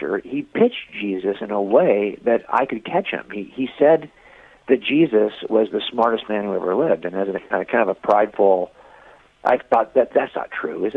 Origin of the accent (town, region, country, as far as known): Los Angeles County, Southern California, United States; born or raised there